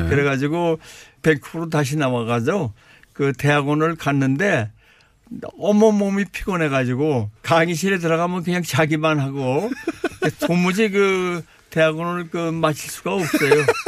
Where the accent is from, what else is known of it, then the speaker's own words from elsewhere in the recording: South Korea; moved away as an adult; also born or lived in Canada; now in Ontario, Canada; 세계에서 제일 좋은 나라 한국에서 태어났고 한국에서 자랐고 근데 31세 때 또 세계에서 또, 또, 또 제일 좋은 나라 카나다에서 날 모셔갔습니다